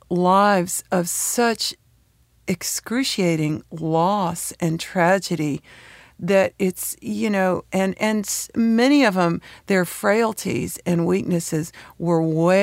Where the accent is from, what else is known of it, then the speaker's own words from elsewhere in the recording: San Francisco Bay Area, California, United States; also born or lived in Knoxville, Tennessee; now in Nashville, United States; I'm from Knoxville, Tennessee. And my parents divorced early on. So I had the most bizarre upbringing in that my mother moved to the San Francisco Bay Area